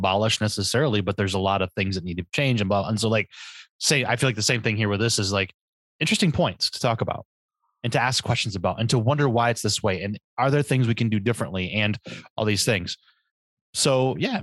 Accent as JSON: {"language": "English", "region": "Michigan", "country": "United States", "said": "The mitten state, quite literally, looks like a mitten. Half of our state does"}